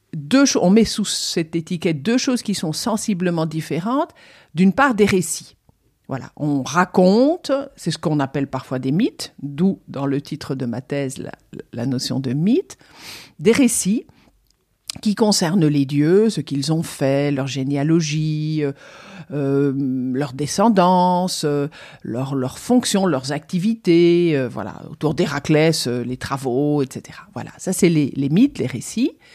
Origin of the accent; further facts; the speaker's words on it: Liège, Wallonia, Belgium; moved away as an adult; also born or lived in Germany / Rome, Italy; now in Toulouse, France; j'ai eu la chance d'avoir au lycée, c'était en Belgique, je suis belge d'origine. C'était à Liège